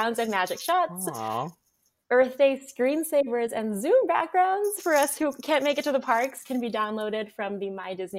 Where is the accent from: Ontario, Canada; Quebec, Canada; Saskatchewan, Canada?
Ontario, Canada; Toronto; is where I was born. So that's my hometown